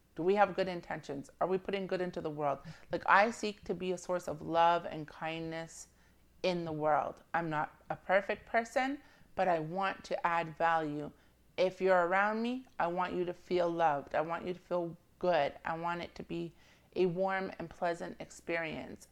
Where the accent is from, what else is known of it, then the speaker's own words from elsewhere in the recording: Jamaica; I'm Jamaican, and I have family that's obviously Jamaican